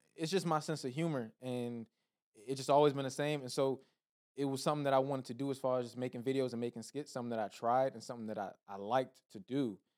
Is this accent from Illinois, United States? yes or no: no; Laurel, Maryland, United States; now in California, United States; Maryland, P G County, Laurel, Maryland